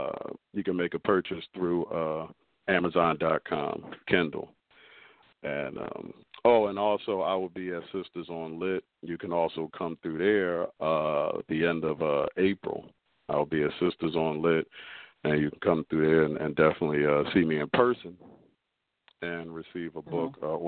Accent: Philadelphia, Pennsylvania, United States; I'm a poet. I'm an author from South Philadelphia.

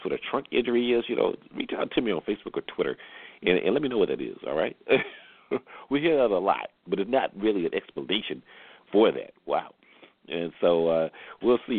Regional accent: Atlanta, Georgia, United States; coming to you from my hometown, the capital city of Georgia, of Atlanta

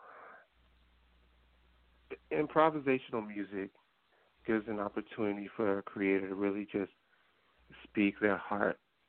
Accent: New Jersey, United States; me growing up in New Jersey

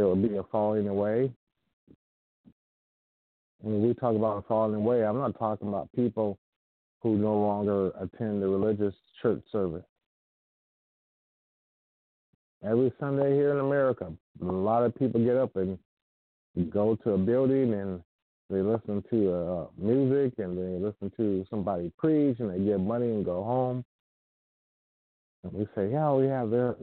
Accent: United States; as an American

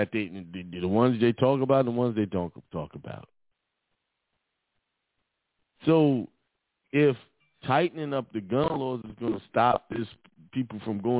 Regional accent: Brooklyn, New York, United States; I grew up in Bedford Stuyvesant in Brooklyn. I went to Boys and Girls High School.

